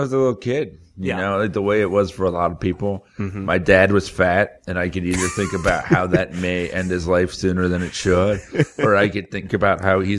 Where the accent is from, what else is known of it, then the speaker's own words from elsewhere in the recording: South Florida, United States; I grew up in South Florida